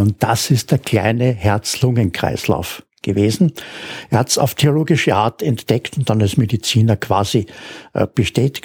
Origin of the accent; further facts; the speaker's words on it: Austria; als Österreicher